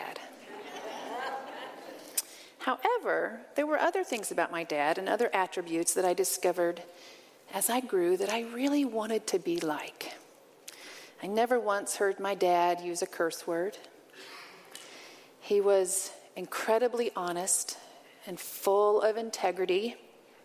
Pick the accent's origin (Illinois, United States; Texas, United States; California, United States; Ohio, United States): Illinois, United States; Western; also born or lived in Arizona / Colorado; now in Nebraska, United States; I grew up in Western Illinois, in a town where both of my parents had grown up